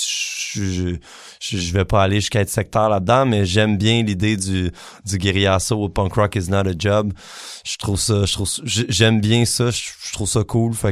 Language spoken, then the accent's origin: French; Quebec, Canada; qu'est-ce je me suis tellement posé la question qu'est-ce qui fait qu'on est qu'on est québécois